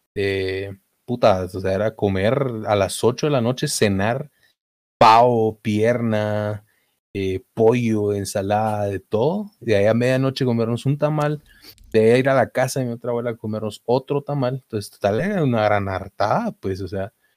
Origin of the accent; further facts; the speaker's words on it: Mazatenango, Suchitepéquez, Guatemala; nací en Mazate, soy de Mazatenango.